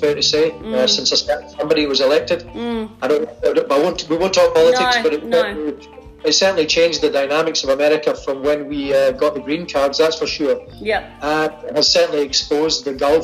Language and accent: English; Glasgow, Scotland, United Kingdom; accent: Glaswegian; now in Philadelphia, United States; I grew up in Glasgow in Scotland